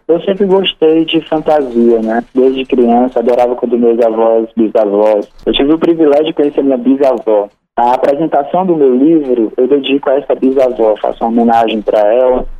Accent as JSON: {"language": "Portuguese", "town": "Sobral", "region": "Ceará", "country": "Brazil", "tie": "born or raised there", "said": "Eu sou de Sobral, né? Sou filho de Sobral. Sobral é minha terra amada, sempre vai ser"}